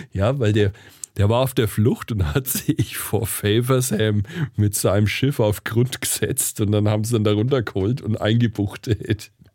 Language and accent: German; Franconia, Bavaria, Germany; accent: Franconian; ich als Franke